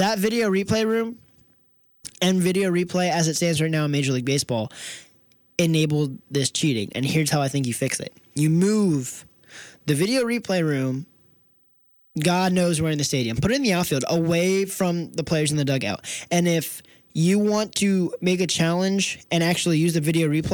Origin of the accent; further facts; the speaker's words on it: Philadelphia, East Coast, United States; I'm an East Coast guy